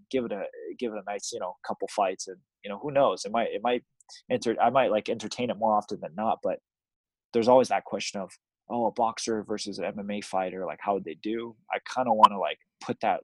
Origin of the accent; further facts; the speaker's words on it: Taiwan; Taiwan had a lot more pressure for me because it's in my hometown